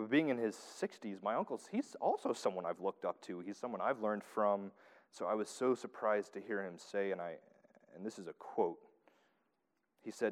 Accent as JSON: {"language": "English", "region": "the South", "country": "United States", "accent": "southern", "said": "heirs, there's my southern accent coming out."}